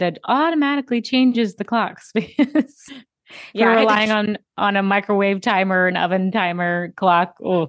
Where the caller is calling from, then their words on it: Alabama, United States; I'm calling in from Alabama. I'm in Central Time, which is just so strange.